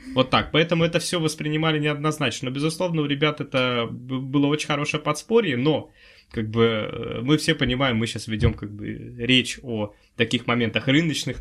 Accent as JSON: {"language": "Russian", "region": "Udmurtia", "country": "Russia", "moved": "as an adult", "lives_now": "Moscow, Russia", "said": "я из Удмуртии"}